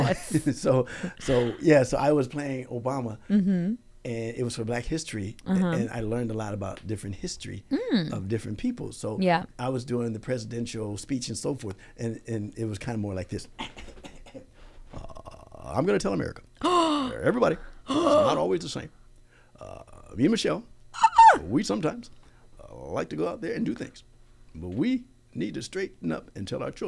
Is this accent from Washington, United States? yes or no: no; Arizona, United States; I'm from Arizona